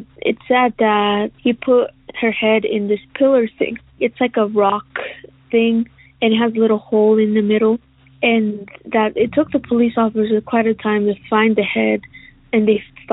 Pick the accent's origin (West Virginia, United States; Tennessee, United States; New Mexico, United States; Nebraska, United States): New Mexico, United States; Roswell; I am from Roswell, New Mexico